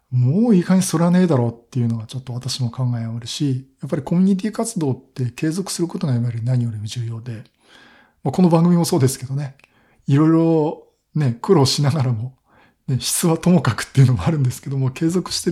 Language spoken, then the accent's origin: Japanese; Kanagawa, Japan; まあ、東京都、まあ、私は神奈川県なんですけど